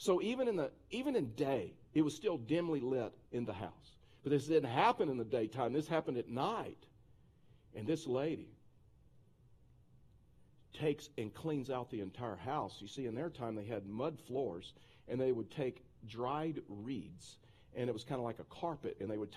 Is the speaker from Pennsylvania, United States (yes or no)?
no; Texas, United States; moved away; I'm a Texan